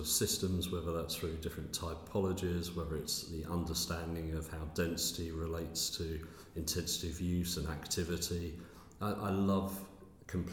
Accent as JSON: {"language": "English", "area": "Essex", "region": "East of England", "country": "United Kingdom", "tie": "born or raised there", "also_born_or_lived": "Newcastle", "moved": "as an adult", "said": "I grew up in Essex"}